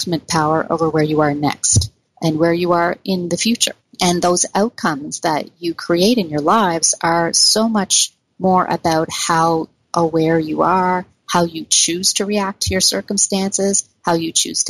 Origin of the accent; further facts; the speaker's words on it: Canada; we're Canadian